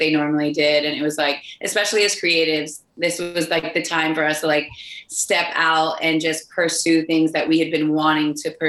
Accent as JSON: {"language": "English", "town": "Miami", "region": "Florida", "country": "United States", "said": "I'm from Miami"}